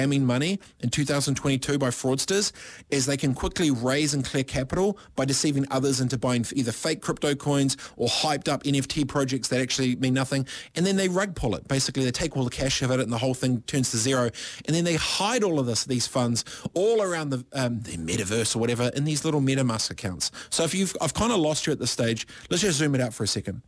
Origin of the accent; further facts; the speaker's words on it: Waipiro Bay, Gisborne, New Zealand; I'm proudly from Ngāti Porou, East Coast, Gisborne. Proudly from Waipiro Bay, a population of 26.